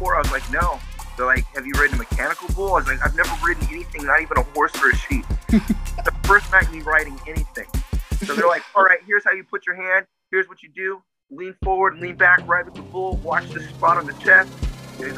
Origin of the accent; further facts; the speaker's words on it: Peoria, Arizona, United States; also born or lived in California / Minnesota; I was born in California, grew up here. So I moved here to Peoria in 96. I was born in 89. Grew up here since 96.